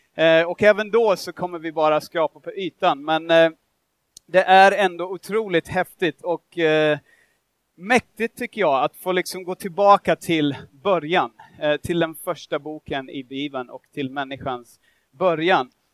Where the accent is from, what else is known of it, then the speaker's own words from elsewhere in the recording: Australia; Swedish is a second language; now in Sweden; jag är australiensare, jag har vuxit upp där, jag bor här i Sverige